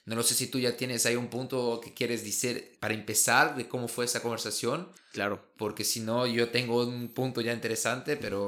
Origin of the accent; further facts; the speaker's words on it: Brazil; Spanish is a second language; now in Germany; como brasileño